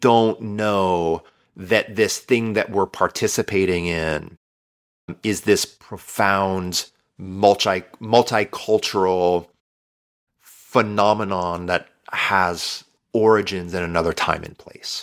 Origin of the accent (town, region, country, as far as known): United States